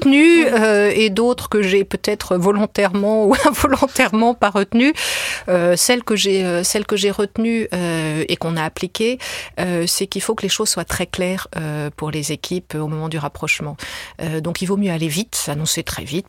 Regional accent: France; je suis française

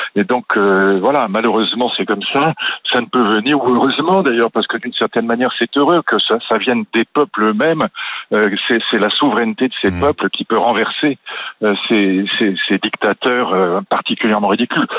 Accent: France

